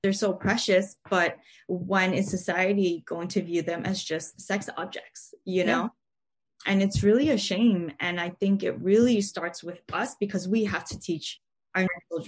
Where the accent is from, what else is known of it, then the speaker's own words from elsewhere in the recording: New York City, New York, United States; I've been fortunate enough to be born and raised in New York City.